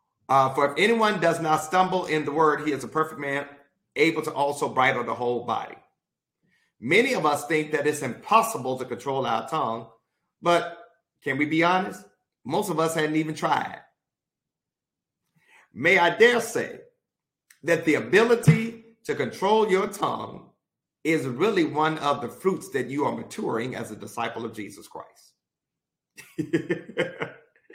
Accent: Mississippi, United States; I'm from Mississippi

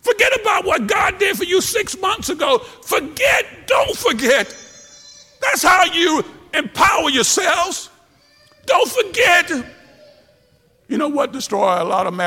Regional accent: Tupelo, Mississippi, United States; Back when I was young, growing up in Tupelo, Mississippi

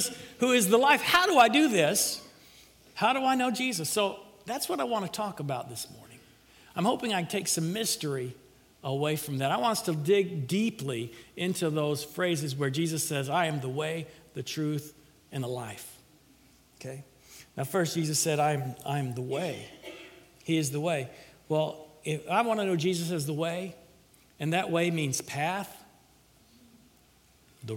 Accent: Middle Tennessee, United States; now in Florida, United States; when I grew up in Middle Tennessee

